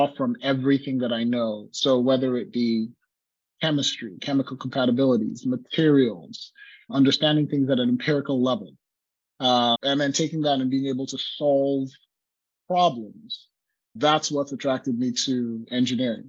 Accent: Lagos, Nigeria; moved away as an adult; also born or lived in Utah, United States / Silicon Valley, United States; now in Oregon, United States; So I grew up in Lagos, Nigeria.

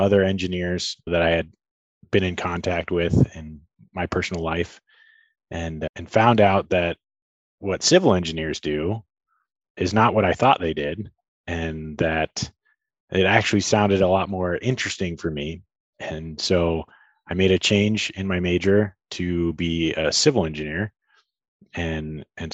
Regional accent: Tucson, Arizona, United States; I'm born and raised in Tucson and live here with my family

